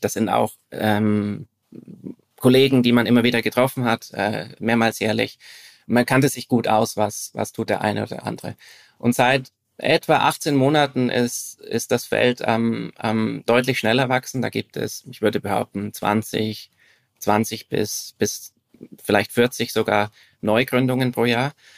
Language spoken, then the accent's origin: German; Franconian Switzerland, northern Bavaria, Germany; moved away as an adult; now in Zurich, Switzerland; ich bin in mhm. äh, Deutschland aufgewachsen, im Süden. Mhm. Im, im, Im Norden des Südens, also in, äh, in der fränkischen Schweiz, das ist der, der nördliche Teil von Bayern.